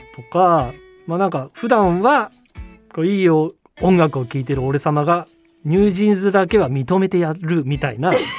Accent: Tokyo, Japan; 東京生まれ東京育ちの

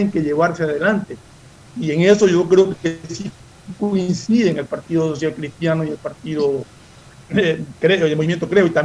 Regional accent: Ecuador; lo único que pedimos nosotros como ecuatorianos es que sean en beneficio del país.

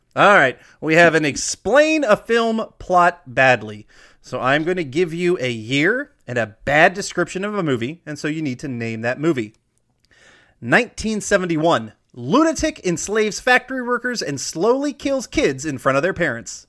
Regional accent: Iowa, United States; I was born in Iowa. I love Iowa

